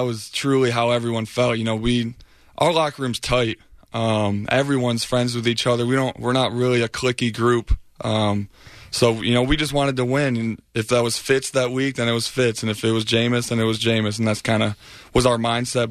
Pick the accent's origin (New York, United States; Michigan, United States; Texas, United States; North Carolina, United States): Michigan, United States; moved away as an adult; now in Tampa, United States; I'm from Michigan